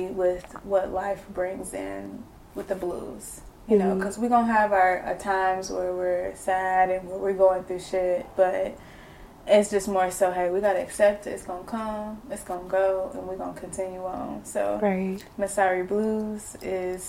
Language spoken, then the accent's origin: English; Tulsa, Oklahoma, United States; I'm from Tulsa, Oklahoma. North Tulsa.